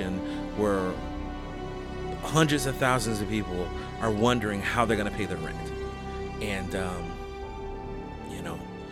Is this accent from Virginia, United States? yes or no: no; Chicago, Illinois, United States; I am a Chicagoan